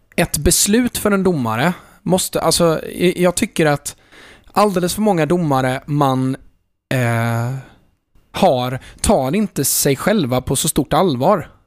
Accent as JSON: {"language": "Swedish", "town": "Jönköping", "region": "Jönköping County", "country": "Sweden", "tie": "born or raised there", "said": "halva min uppväxt var ju liksom i stort sett på Råslätt"}